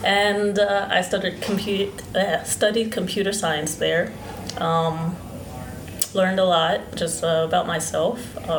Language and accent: English; Coatesville, Pennsylvania, United States; So I grew up outside of Philadelphia in a small town called Coatesville, Pennsylvania. It's in the suburbs. It's about 45 minutes away. I grew up on a farm. My mother is Christian, or was Christian, and my father was Muslim.